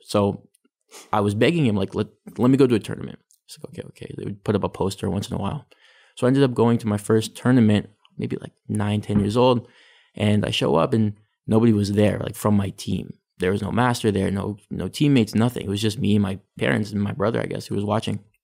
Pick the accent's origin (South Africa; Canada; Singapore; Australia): Canada; Richmond Hill, Ontario; also born or lived in Vancouver; my parents moved to, um, to Richmond Hill. So that's where I grew up. I grew up in Richmond Hill.